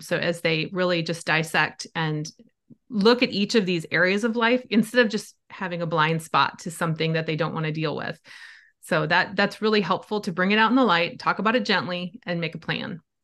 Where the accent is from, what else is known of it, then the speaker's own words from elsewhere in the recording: Wisconsin, United States; I grew up in Wisconsin. I still love it. It's still home to me